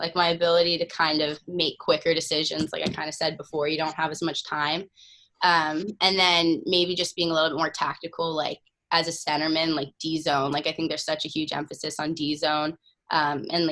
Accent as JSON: {"language": "English", "town": "Sherwood Park", "region": "Alberta", "country": "Canada", "tie": "born or raised there", "moved": "yes", "lives_now": "Cambridge, United States", "said": "Some friends at Union that I grew up in Sherwood Park with, Emma Hebert"}